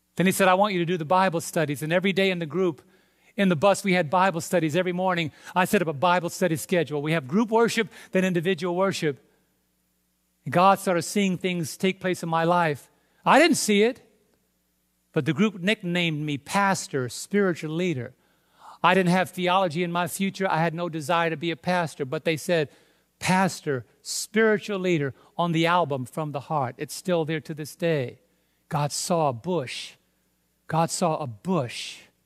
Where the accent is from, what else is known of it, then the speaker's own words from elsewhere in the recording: Brooklyn, New York, United States; I'm from Brooklyn